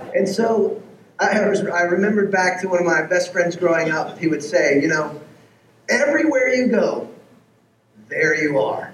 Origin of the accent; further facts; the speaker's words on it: Texas, United States; moved away as an adult; also born or lived in Seattle / Los Angeles; my wife and I, if you don't know our story, we grew up in Texas